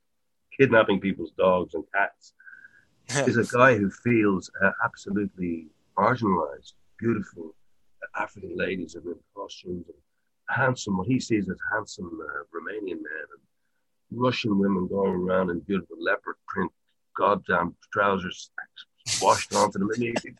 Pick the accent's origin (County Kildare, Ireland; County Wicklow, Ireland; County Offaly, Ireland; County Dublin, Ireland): County Dublin, Ireland; Dublin; I had the weird experience of coming from a not impoverished family, but we certainly weren't wealthy.